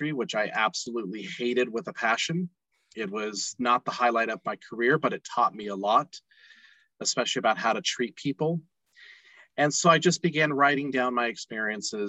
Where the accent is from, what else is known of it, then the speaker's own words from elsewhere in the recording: Nashville, Tennessee, United States; now in Salt Lake City, United States; I currently live in Salt Lake City, Utah, but I'm originally from Nashville, Tennessee